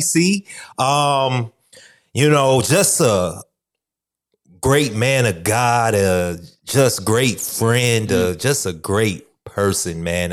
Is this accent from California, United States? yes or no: no; Chicago, Illinois, United States; growing up in a big city like Chicago